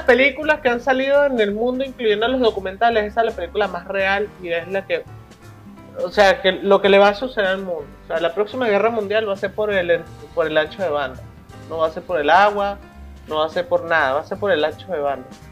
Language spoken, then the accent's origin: Spanish; Caracas, Capital District, Venezuela; moved away; also born or lived in Mérida; Prácticamente crecí en la Cristóbal Rojas de Caracas y la Escuela de, Arte de la ULA